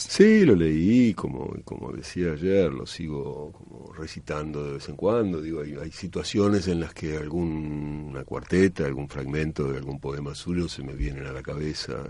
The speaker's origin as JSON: {"language": "Spanish", "region": "Buenos Aires", "country": "Argentina", "said": "yo soy de Buenos Aires, de la capital"}